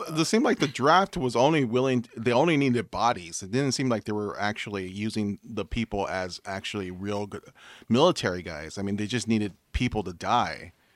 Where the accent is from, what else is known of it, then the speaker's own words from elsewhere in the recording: United States; I'm American